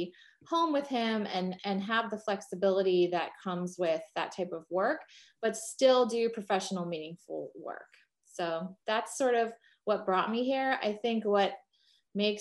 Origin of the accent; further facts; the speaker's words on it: New Jersey, United States; another Jersey girl